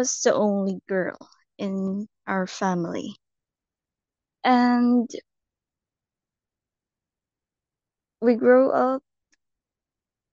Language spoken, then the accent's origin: English; Philippines; Philippines. I'm from the Philippines